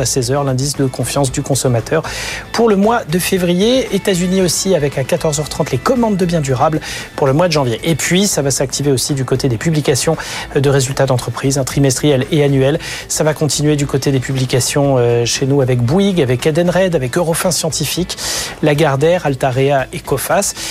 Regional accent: France; chez nous en France

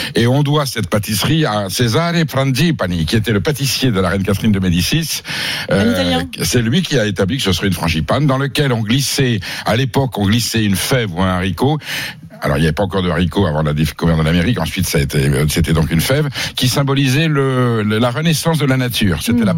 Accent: Basque Country, Nouvelle-Aquitaine, France; je viens du Pays-Bas

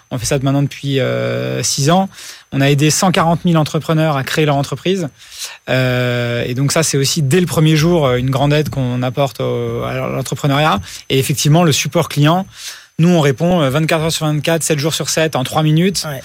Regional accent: United States; Moi, j'ai grandi aux États-Unis et vraiment là-bas, tout était digitalisé. Il n'y avait aucune démarche qui se faisait par la poste.

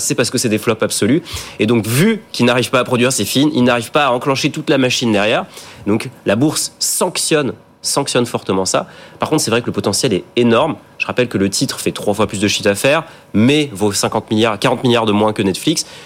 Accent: France

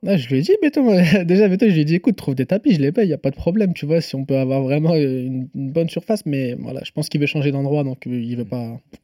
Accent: Nantes, Pays de la Loire, France; je suis nantais, je suis même pas parisien en plus

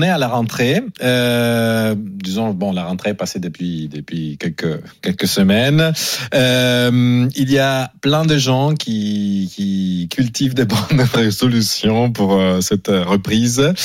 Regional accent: Italy; moved away; je suis italien

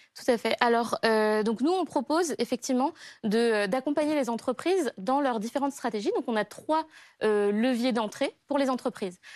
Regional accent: Madagascar; J'ai grandi à Madagascar, dans un écrin de paradis.

